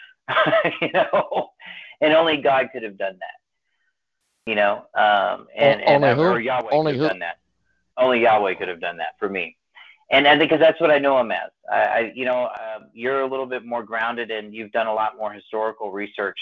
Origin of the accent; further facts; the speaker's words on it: San Antonio, Texas, United States; I grew up in John Hagee's church here in San Antonio